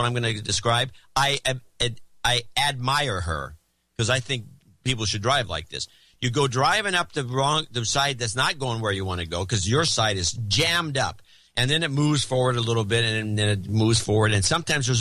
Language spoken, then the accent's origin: English; California, United States; I'm a Californian